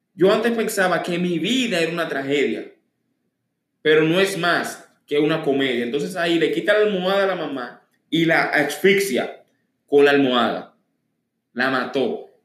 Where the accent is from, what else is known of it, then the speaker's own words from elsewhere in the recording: Dominican Republic; Aquí mismo en la República Dominicana